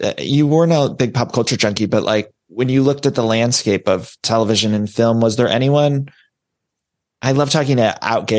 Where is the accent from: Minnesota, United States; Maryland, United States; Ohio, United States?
Ohio, United States; I'm from Ohio